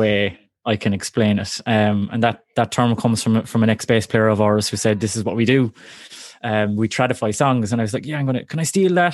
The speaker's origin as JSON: {"language": "English", "town": "Cork", "region": "Munster", "country": "Ireland", "also_born_or_lived": "Kerry", "said": "I'm from Cork originally"}